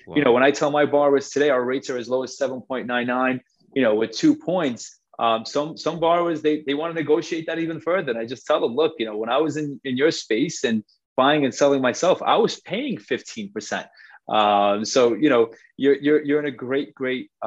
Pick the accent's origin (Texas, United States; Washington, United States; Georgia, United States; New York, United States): New York, United States; New York City; I'm actually originally from Forest Hills